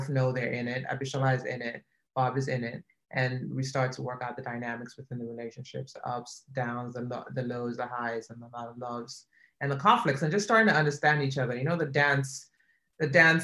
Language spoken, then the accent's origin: English; Nigeria; moved away; my experience growing up in Nigeria